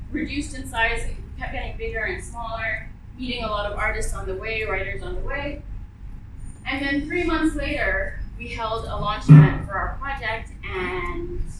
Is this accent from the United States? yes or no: no; Bangladesh; now in United Arab Emirates; I'm from Bangladesh, and Bangladeshis in general are very communal, uh, well, community oriented.